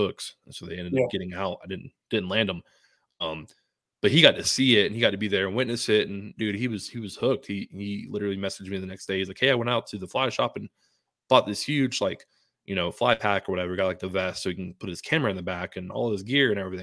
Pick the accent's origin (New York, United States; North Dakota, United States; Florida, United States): Florida, United States; Tampa; now in Colorado, United States; my hometown, you know, of Tampa, Florida.